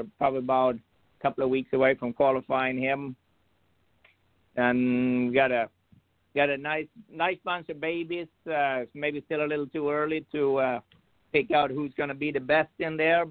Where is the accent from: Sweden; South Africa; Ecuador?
Sweden; now in United States; I'm originally from Sweden. I've been here about 27 years now